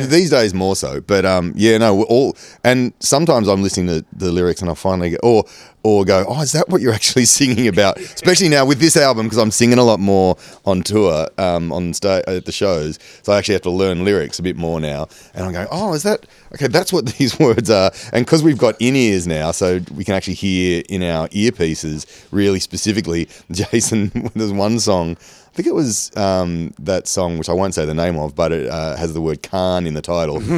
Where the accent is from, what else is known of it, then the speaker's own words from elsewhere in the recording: Engadine, New South Wales, Australia; also born or lived in Kurnell; I grew up in Engadine